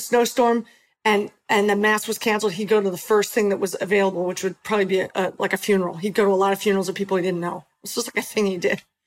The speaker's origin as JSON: {"language": "English", "town": "Philadelphia", "region": "Pennsylvania", "country": "United States", "tie": "born or raised there", "also_born_or_lived": "Los Angeles", "moved": "yes", "said": "We ended in Philadelphia, which was awesome because it's my hometown"}